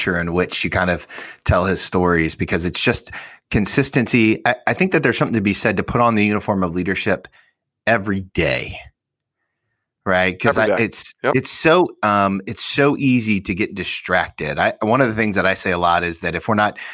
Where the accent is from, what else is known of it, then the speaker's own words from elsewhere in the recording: Centerville, Ohio, United States; in Centerville, we're from